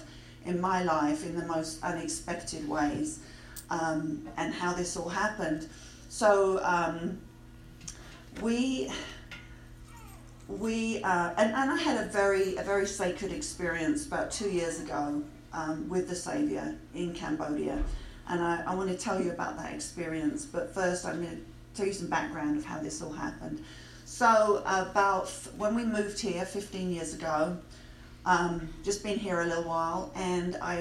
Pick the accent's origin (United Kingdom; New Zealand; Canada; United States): United Kingdom; England; moved away; I grew up in England